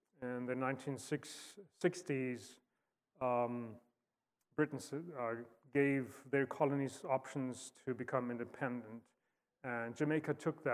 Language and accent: English; South Africa; moved away as an adult; also born or lived in Fort Wayne, Indiana / Star Valley, Wyoming; born and raised in South Africa